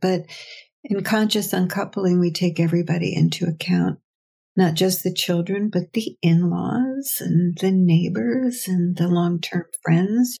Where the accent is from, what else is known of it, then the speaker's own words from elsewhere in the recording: United States; I'm American